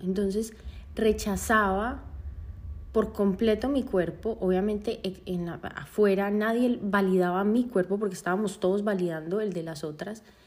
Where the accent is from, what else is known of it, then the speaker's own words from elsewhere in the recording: Medellín, Antioquia, Colombia; yo nací en Medellín